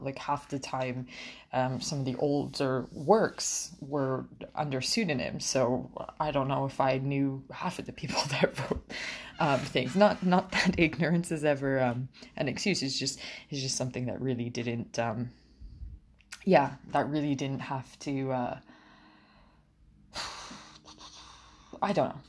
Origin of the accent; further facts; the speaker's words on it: Portugal; moved away as an adult; now in Canada; I grew up in Portugal